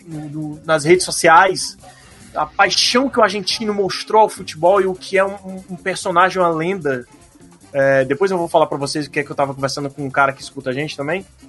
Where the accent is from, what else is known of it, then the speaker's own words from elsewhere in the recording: Ceará, Brazil; Eu sou brasileiro, cearense